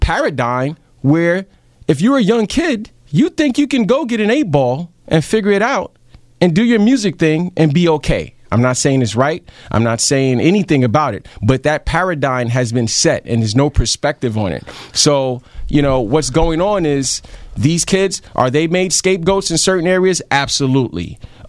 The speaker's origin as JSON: {"language": "English", "town": "New York City", "region": "New York", "country": "United States", "tie": "born or raised there", "said": "I grew up in Brownsville as well"}